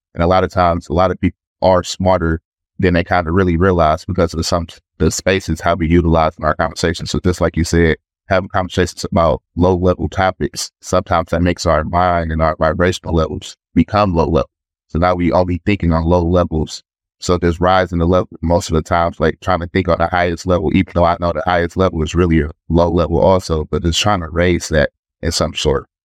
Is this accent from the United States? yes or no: yes; Detroit, Michigan, United States; I'm from Detroit, Michigan